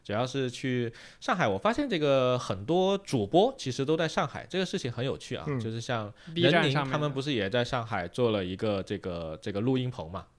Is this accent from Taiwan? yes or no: no; Guangdong, China; 像我老家虽然不讲粤语，但是我们能听得懂，那也就挺有趣的。而且广东粤语还有一个好处是靠近香港，